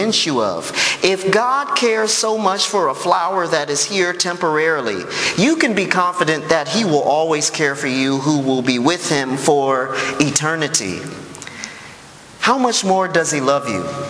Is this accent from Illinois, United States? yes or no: yes; Chicago, Illinois, United States; I'm from Chicago